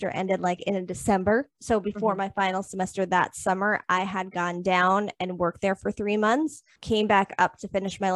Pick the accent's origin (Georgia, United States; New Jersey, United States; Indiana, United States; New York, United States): New York, United States; Long Island; also born or lived in Florida; I moved back up to Long Island to be closer to home